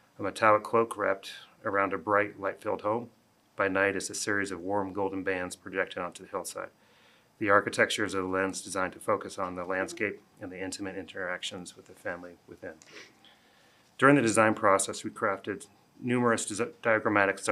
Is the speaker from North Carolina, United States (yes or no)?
no; Boulder, Colorado, United States; I'm a local architect. I grew up in Boulder